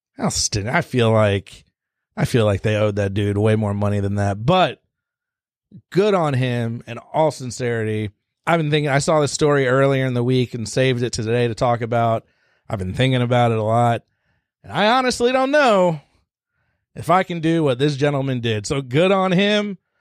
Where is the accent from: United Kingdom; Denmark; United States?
United States; Georgia; out of Georgia, my home state, I live here